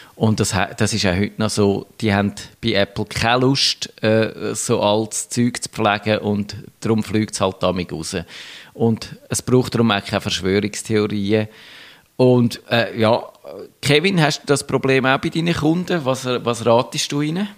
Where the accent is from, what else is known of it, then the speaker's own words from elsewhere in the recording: Switzerland; bei uns in der Schweiz